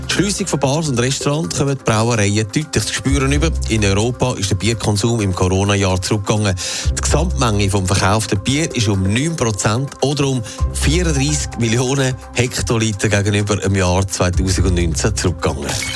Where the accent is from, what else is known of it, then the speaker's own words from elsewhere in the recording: Switzerland; bei uns in der Schweiz